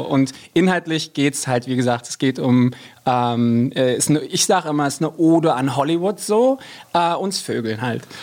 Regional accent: Rhine-Main area, Germany; im siebten Kreis der Hölle, aber tatsächlich so im Rhein-Main-Gebiet

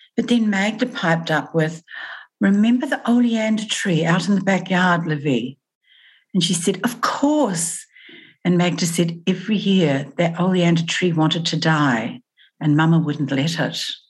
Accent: New Zealand; moved away as an adult; now in Australia; I moved from New Zealand to Australia.

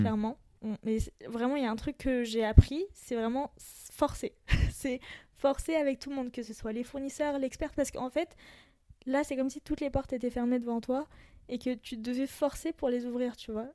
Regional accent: France; je suis d'origine libanaise. Je suis française aussi

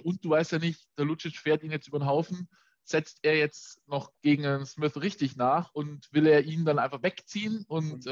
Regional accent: Augsburg, Bavaria, Germany; als Augsburger

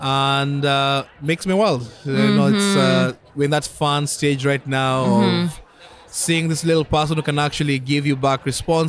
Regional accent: Kenya; also born or lived in Nairobi / Magadi; now in Boston, United States; I grew up in Kenya, and I live in the Boston area.

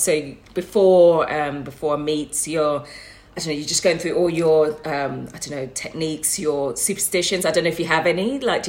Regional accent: Birmingham, West Midlands, United Kingdom; That is my hometown, by the way.

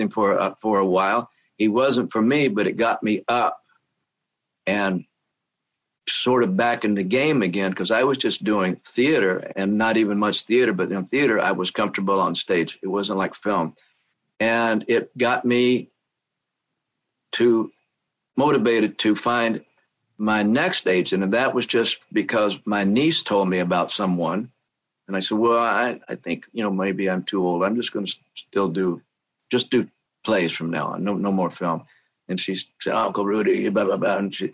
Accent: Oklahoma, United States; moved away as an adult; now in California, United States; I came from Oklahoma, and I just wanted to leave Oklahoma because I was a young boy

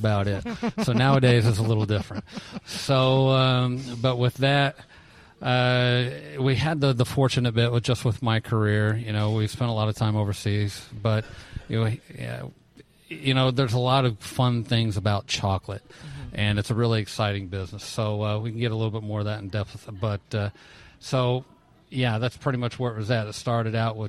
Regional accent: Huntington, Indiana, United States; a little kid, grew up on a farm, small little town, Huntington, Indiana

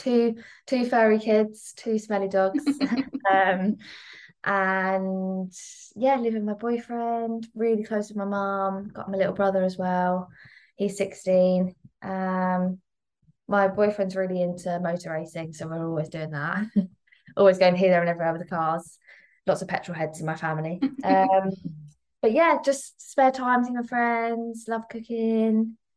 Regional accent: Midhurst, South East England, United Kingdom; moved away as an adult; now in Petersfield, United Kingdom; originally from Midhurst, West Sussex, which is a really tiny little town

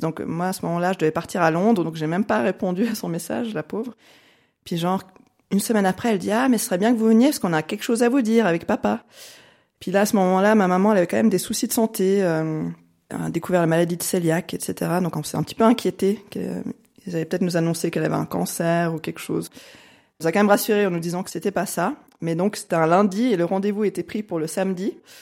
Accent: French-speaking Switzerland, Romandy, Switzerland; J'ai grandi en Suisse romande, enfin je vis toujours en Suisse romande.

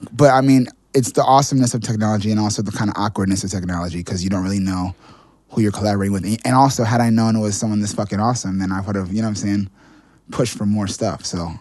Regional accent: New York City, New York, United States; also born or lived in Boston; I grew up in Manhattan.

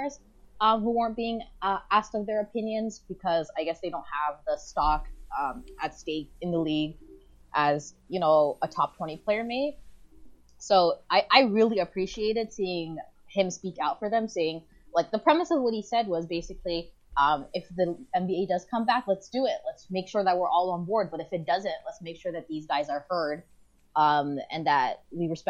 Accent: Toronto, Ontario, Canada; I grew up in Rexdale

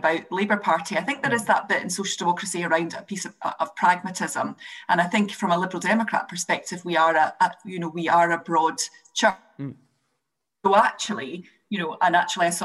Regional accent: Scotland, United Kingdom; as a Scot

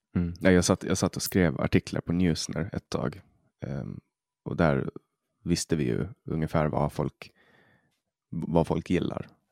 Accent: Åland Islands; first language Swedish; vi är ålänningar

